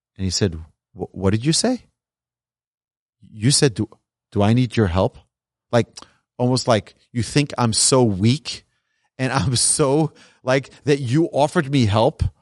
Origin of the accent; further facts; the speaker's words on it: New York, United States; moved away as an adult; also born or lived in Jerusalem; now in Texas, United States; raised in New York